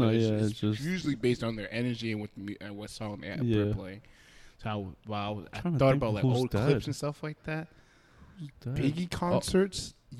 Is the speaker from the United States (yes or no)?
yes; East Coast, United States; I'm from the East Coast